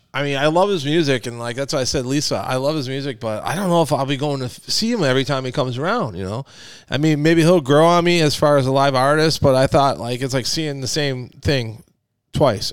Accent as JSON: {"language": "English", "town": "McHenry", "region": "Illinois", "country": "United States", "tie": "born or raised there", "moved": "yes", "said": "I went to my hometown in McHenry, Illinois"}